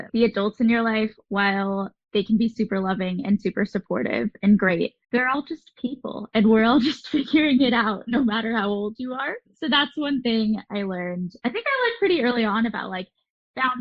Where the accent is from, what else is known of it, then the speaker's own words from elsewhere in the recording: Southern California, United States; I have grown up in Southern California, but I am a child of divorce. So I have moved to different places throughout Southern California